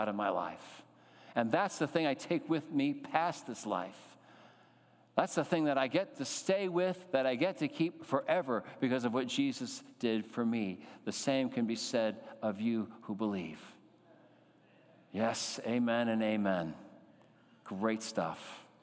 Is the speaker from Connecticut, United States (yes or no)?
yes; Connecticut, United States; growing up in Connecticut